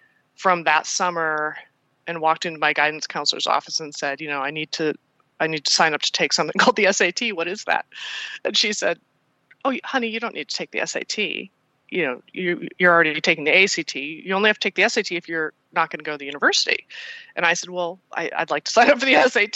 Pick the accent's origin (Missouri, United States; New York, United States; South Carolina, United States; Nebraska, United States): Nebraska, United States; also born or lived in Des Moines, Iowa; I was born in Des Moines, Iowa, and grew up in Iowa and Nebraska. We moved to Nebraska when I was 8